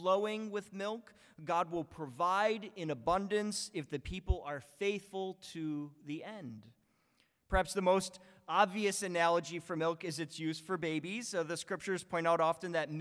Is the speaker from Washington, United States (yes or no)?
no; Buffalo, New York, United States; born or raised there; moved away